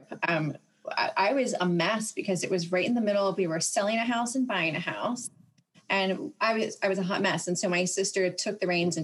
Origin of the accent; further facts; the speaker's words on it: Connellsville, Pennsylvania, United States; also born or lived in New York / Spain / California; now in Pittsburgh, United States; I'm originally from Connellsville, which is about an hour south of Pittsburgh